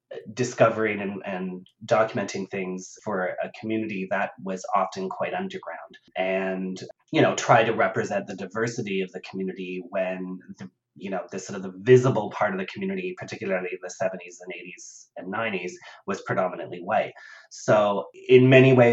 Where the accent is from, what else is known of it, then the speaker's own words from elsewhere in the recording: Ottawa, Ontario, Canada; I grew up in Ottawa and in Canada in the suburbs